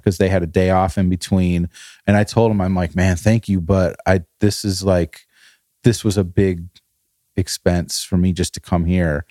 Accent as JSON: {"language": "English", "region": "northern Illinois", "country": "United States", "moved": "yes", "said": "middle of Chicago and the Wisconsin border, that's where we were in Illinois"}